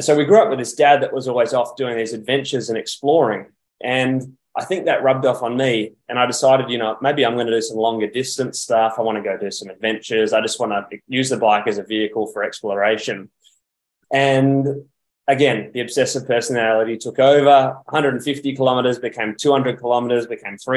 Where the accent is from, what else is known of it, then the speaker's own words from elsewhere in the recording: Perth, Western Australia, Australia; I'm actually originally from Perth in Western Australia, and I got my first bike at around age 13.